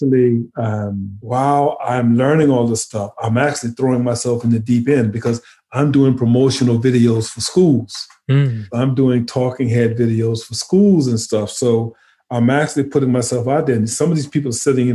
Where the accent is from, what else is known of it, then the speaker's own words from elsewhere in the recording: St. Matthews, South Carolina, United States; moved away; I'm from a town called St. Matthew, South Carolina.